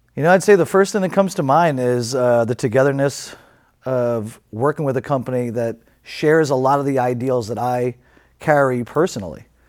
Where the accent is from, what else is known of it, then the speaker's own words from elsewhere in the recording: New York City, New York, United States; moved away as an adult; now in California, United States; growing up in New York City, uh, especially back in the seventies and eighties